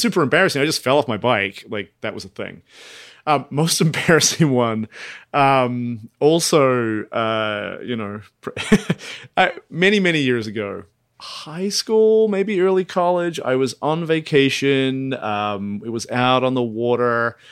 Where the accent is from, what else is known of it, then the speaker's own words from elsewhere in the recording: Dunedin, Otago, New Zealand; moved away; my hometown of Dunedin